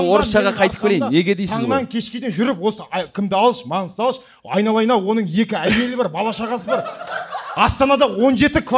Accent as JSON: {"language": "Kazakh", "country": "Kazakhstan", "said": "енді барлығымыз қазақпыз ғой енді сондықтан енді жаным қазақ болғаннан кейін болмысым қазақ болғаннан кейін"}